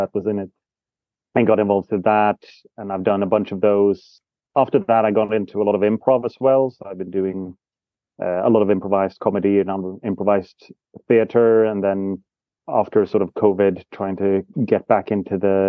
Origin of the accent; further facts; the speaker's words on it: Sweden; now in Cambridge, United Kingdom; I'm from Sweden